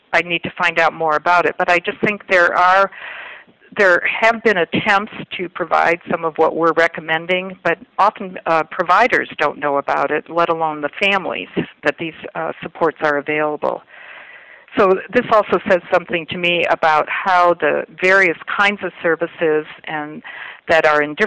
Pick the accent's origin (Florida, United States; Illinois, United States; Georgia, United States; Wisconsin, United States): Illinois, United States; the state of Illinois, my home state